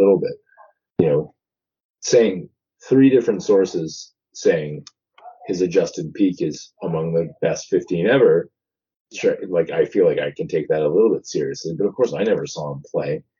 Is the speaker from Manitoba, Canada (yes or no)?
no; Toronto, Ontario, Canada; growing up in Toronto